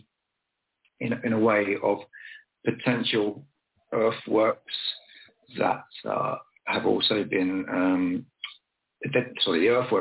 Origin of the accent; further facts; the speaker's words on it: Dorset, South West England, United Kingdom; my hometown of Dorset